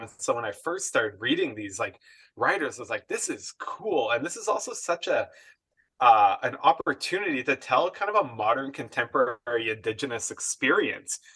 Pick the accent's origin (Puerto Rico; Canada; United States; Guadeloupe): Canada; Edmonton, Alberta; growing up right within the inner city of Edmonton.